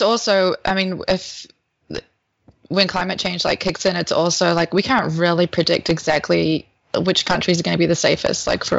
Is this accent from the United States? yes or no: no; New Zealand; my home country is a fallout shelter right now